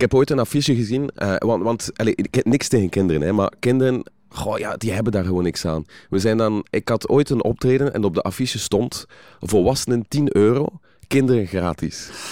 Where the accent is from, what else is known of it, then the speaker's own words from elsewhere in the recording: West Flanders, Belgium; accent: West Flemish; ik ben van West-Vlaanderen